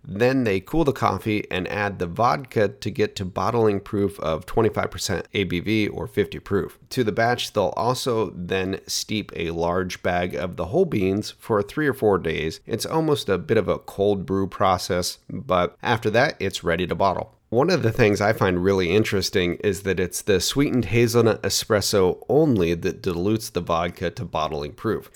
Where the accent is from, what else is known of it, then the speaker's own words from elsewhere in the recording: Oregon, United States; made in my home state